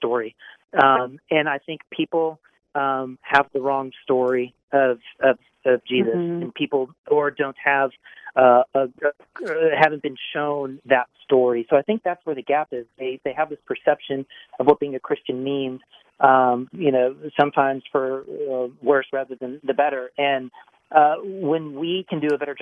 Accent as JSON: {"language": "English", "town": "St. Louis", "region": "Missouri", "country": "United States", "said": "I'm from St. Louis"}